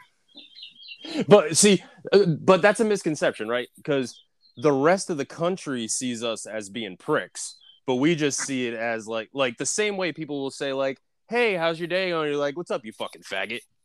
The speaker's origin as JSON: {"language": "English", "region": "Northeast", "country": "United States", "said": "I'm also from the Northeast"}